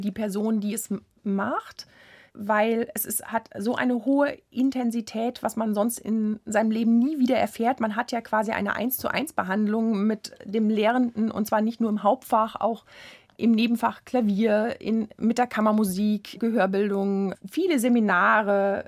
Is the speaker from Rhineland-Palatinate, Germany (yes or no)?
yes; Worms, Rhineland-Palatinate, Germany; Ich komme aus der Stadt Worms. Zu der damaligen Zeit gab es keine Jugendmusikschule in diesem Sinne